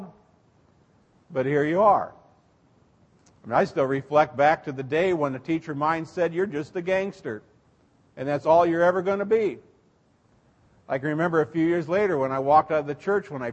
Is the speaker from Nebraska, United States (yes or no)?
yes; Seward, Nebraska, United States; I grew up in Seward, Nebraska, went to St. John's Lutheran grade school